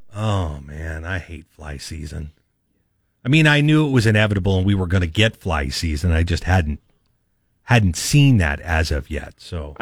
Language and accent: English; Northern California, United States; I grew up mostly in Northern California